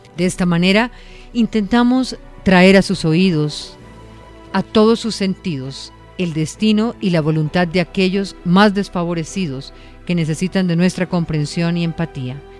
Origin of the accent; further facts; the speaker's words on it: Venezuela; creo en mi país